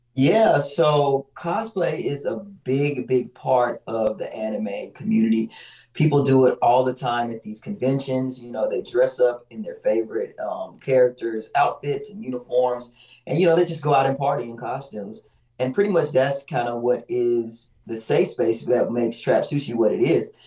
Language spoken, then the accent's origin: English; Mississippi, United States; now in Atlanta, United States; I'm actually from Mississippi, but I've been in Atlanta for a long time